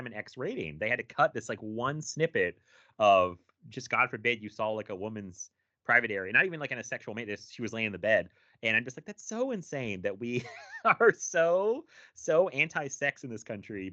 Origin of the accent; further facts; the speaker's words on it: United States; I grew up in America